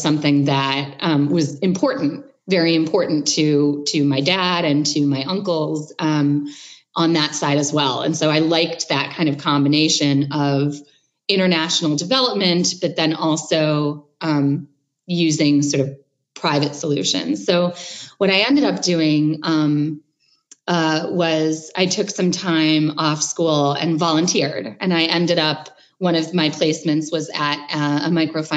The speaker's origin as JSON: {"language": "English", "town": "Chicago", "region": "Illinois", "country": "United States", "tie": "born or raised there", "said": "growing up in Chicago in, you know, the 80s and 90s"}